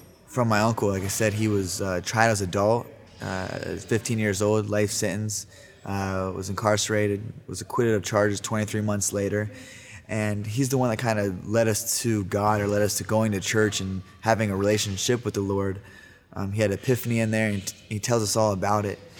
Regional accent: Yorkville and Dennison, Ohio, United States; also born or lived in Sacramento, California; Growing up in Yorksville and Denison, Ohio

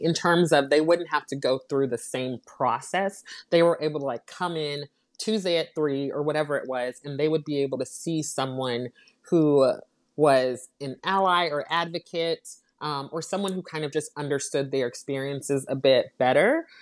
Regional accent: United States; My parents are from the Caribbean, um, so they immigrated to the United States, um, and I was born here in the States

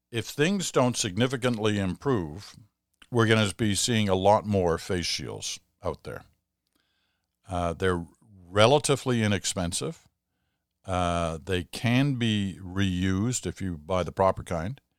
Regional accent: Ottawa, Ontario, Canada; I hopped on my bike and decided to go check out the Black Lives Matter march in my hometown of Ottawa.

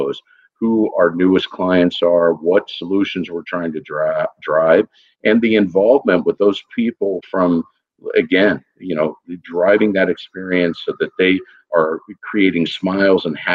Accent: Texas, United States; I'm originally from Texas

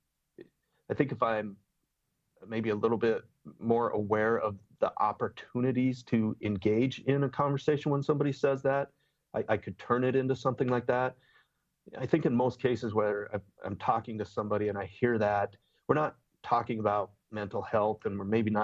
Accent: Bountiful, Utah, United States; now in Gilbert, United States; I grew up in Bountiful, Utah

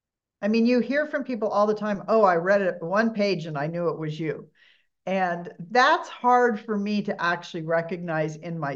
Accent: Huntington Beach, California, United States; I was born in Huntington Beach, grew up, you know, on the beaches of Southern California in the early 60s.

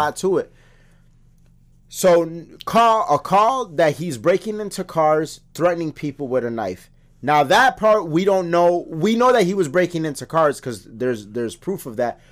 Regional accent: United States; as an American

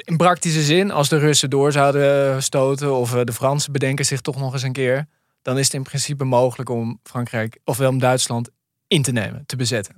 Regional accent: near Zwolle, Overijssel, Netherlands; waar ik ben opgegroeid, in de buurt van Zwolle, onder de rook van Zwolle

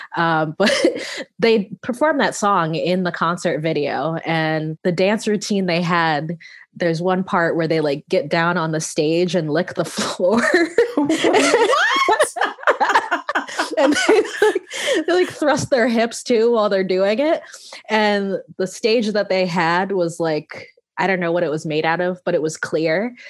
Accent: Connecticut, United States; growing up in Connecticut, which is where I'm from

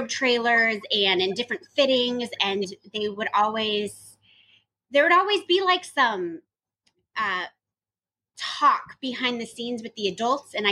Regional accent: Burbank, California, United States; I was born and raised in Burbank, California

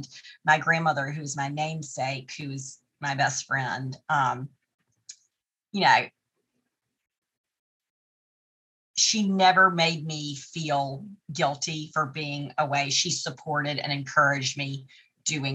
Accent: Tarboro, North Carolina, United States; moved away as an adult; also born or lived in New York / Atlantic City; Tarboro, my hometown

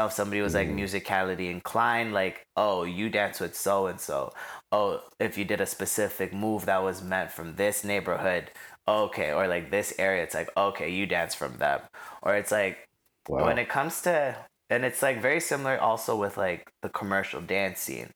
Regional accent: Toronto, Ontario, Canada; also born or lived in Scarborough, Toronto; growing up in Rexdale

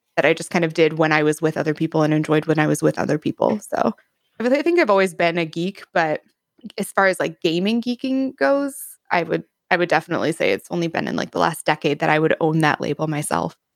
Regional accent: Wisconsin, United States; I am from the United States. Uh, more specifically, I am from the Northern Midwest, and more specifically than that, I am from Wisconsin

